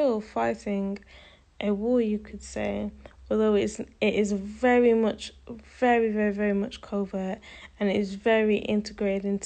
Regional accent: United Kingdom; I identify as a British Caribbean because I am part of the Caribbean diaspora.

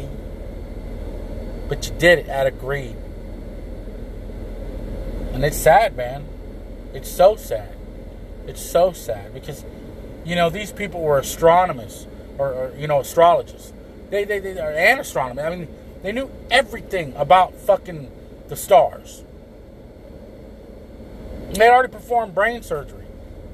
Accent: San Antonio, Texas, United States; I'm from Texas

